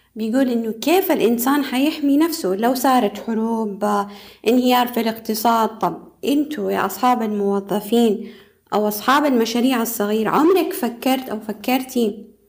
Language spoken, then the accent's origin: Arabic; Saudi Arabia; عندنا في السعودية